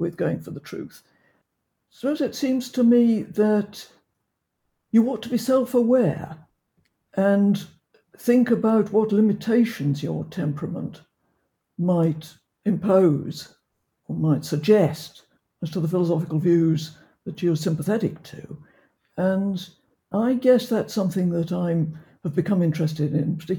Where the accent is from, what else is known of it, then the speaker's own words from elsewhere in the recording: Oxford, South East England, United Kingdom; I was brought up in Oxford